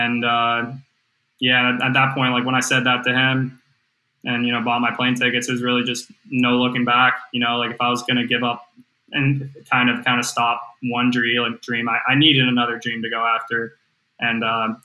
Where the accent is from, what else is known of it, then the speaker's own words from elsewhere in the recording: Chapel Hill, North Carolina, United States; I'm from Chapel Hill, North Carolina.